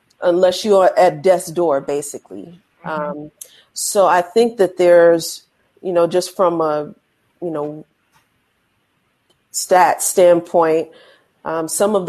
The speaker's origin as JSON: {"language": "English", "town": "Chicago", "region": "Illinois", "country": "United States", "moved": "yes", "lives_now": "New York City, United States", "said": "I'm from Chicago originally"}